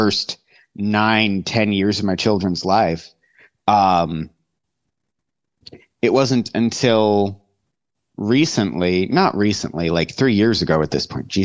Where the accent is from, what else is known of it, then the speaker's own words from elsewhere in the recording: Kansas, United States; moved away; I grew up in Kansas